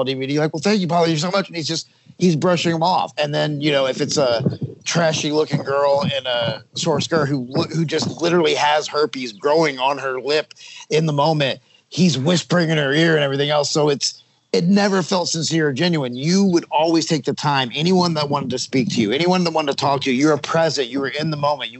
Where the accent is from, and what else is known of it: United States